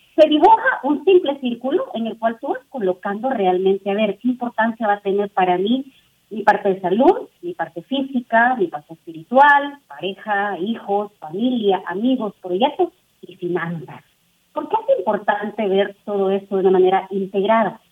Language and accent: Spanish; El Salvador; now in Mexico; yo soy de El Salvador, tengo mi estructura, vivo en un país que es México